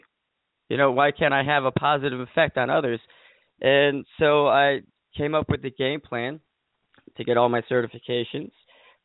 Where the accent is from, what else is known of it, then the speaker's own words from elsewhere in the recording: Delhi, United States; eventually gravitated back to Delhi, my hometown